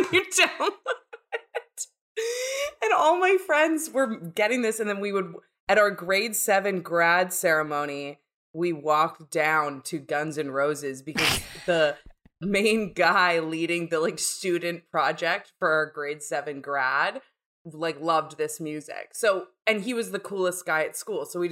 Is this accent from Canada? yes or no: yes; Canada; moved away; I'm from Canada.